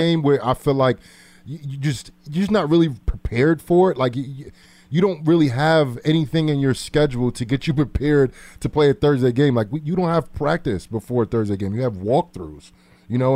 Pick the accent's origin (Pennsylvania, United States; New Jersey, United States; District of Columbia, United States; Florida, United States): New Jersey, United States; I'm from Jersey